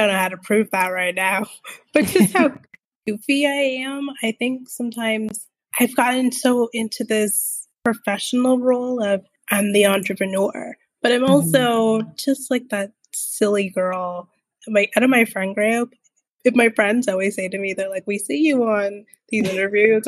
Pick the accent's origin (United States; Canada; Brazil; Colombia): Canada; I am born in Canada, but I am half Jamaican and half Trini